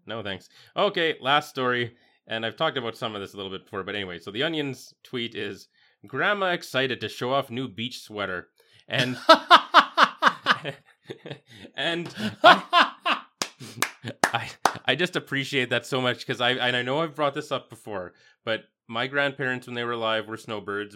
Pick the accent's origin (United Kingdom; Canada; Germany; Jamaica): Canada; Yorkton, Saskatchewan; growing up in Yorkton